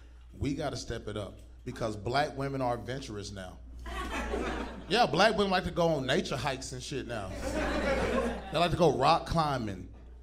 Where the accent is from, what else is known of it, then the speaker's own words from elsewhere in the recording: Southern United States, United States; I told you, man, I'm from the South, baby. I'm from the country.